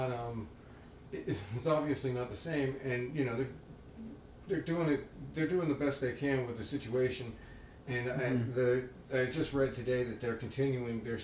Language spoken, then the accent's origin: English; Oklahoma, United States; born and raised in Oklahoma.